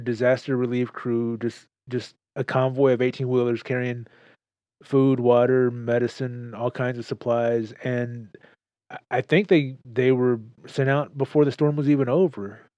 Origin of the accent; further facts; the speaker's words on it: Texas, United States; I'm proud to be a Texan